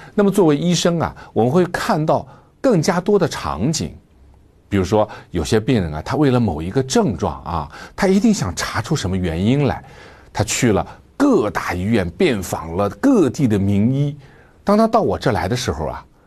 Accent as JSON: {"language": "Chinese", "country": "China", "said": "作为中国人"}